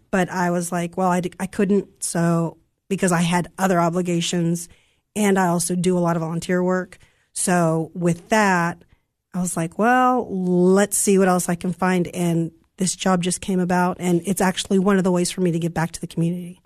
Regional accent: Santa Ana, California, United States; now in Cookeville, United States; I'm from California. I'm from Southern California, from Santa Ana, California

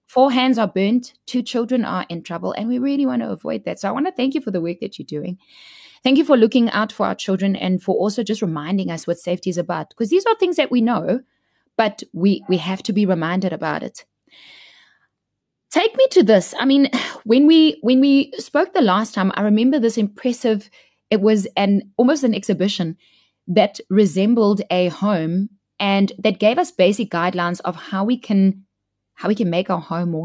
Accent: Cape Town, Western Cape, South Africa; now in Gauteng, South Africa; my hometown, Cape Town

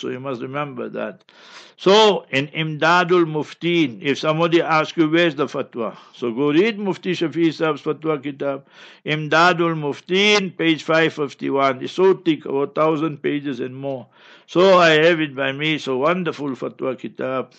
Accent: Heidelberg, Gauteng, South Africa; I grew up in Heidelberg, and my neighbors were Babas and Timols

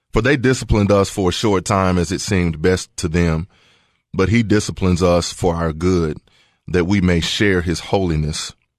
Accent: Walter Hill, Tennessee, United States; also born or lived in Murfreesboro; I went to Murfreesboro schools, but I grew up in Walter Hill, which is outside of Murfreesboro.

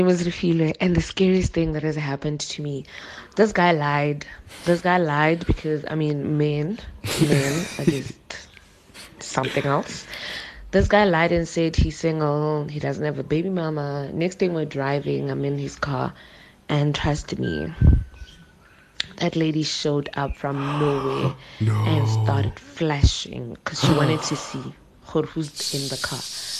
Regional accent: Pretoria, Gauteng, South Africa; I'm from Mamelodi. I'm just like an embarrassment to my community.

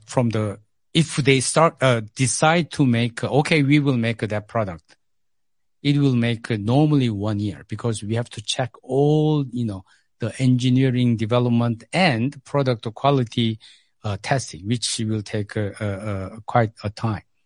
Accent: South Korea; English is a second language; moved away as an adult; now in South Africa; I grew up in Korea.

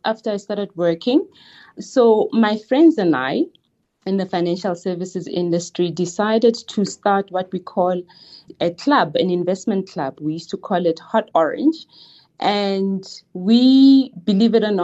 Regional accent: Klerksdorp area township, North West, South Africa; So I grew up in a township called Klephart. Klephart is based in between Northwest and province.

